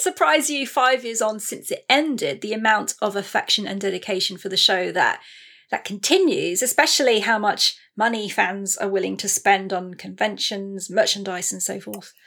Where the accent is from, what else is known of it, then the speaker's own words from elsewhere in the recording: England, United Kingdom; we're English